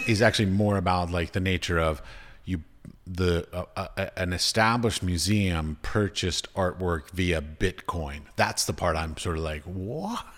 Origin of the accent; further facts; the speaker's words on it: United States; moved away; also born or lived in United Arab Emirates; Growing up in America, being taught in America